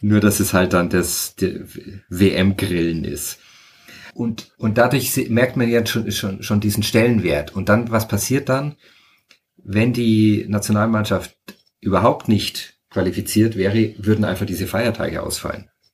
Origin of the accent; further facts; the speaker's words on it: Franconia, Bavaria, Germany; moved away as an adult; also born or lived in Freising / Munich area / Fürth / Rio de Janeiro, Brazil; ich bin eigentlich eher in Franken aufgewachsen, auf dem Land